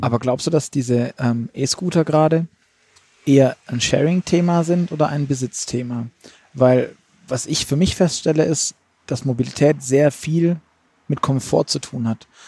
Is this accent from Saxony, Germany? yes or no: no; Stuttgart, Baden-Württemberg, Germany; ich komme aus Stuttgart